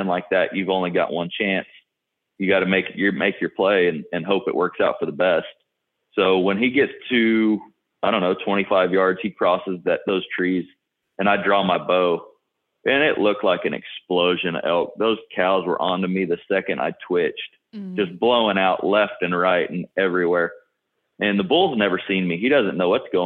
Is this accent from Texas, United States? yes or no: yes; South Texas, United States; I'm from South Texas